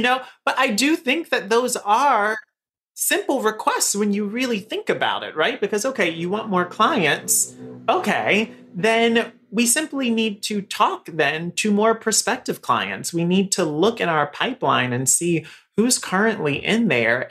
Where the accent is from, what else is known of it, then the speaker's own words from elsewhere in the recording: Raleigh, North Carolina, United States; moved away as an adult; now in New York City, United States; I am from Raleigh, North Carolina. So I'm in, I'm a Southern boy, right? So I've lived here in New York for 13 years now.